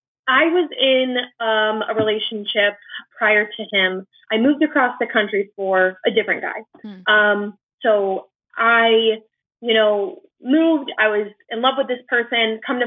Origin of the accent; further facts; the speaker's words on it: Orlando, Florida, United States; I am 24 and I'm from Orlando, Florida.